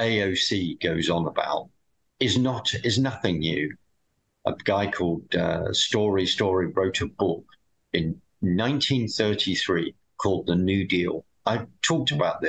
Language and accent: English; United Kingdom; being a Brit